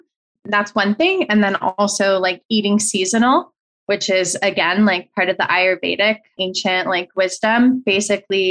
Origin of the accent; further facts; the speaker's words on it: Colorado, United States; now in California, United States; I grew up in Colorado